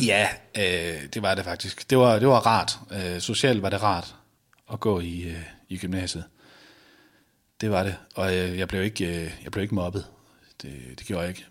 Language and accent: Danish; Viborg, Central Denmark Region, Denmark; now in Randers, Denmark; jeg bor i Randers nu, men jeg, jeg kommer oprindeligt fra Viborg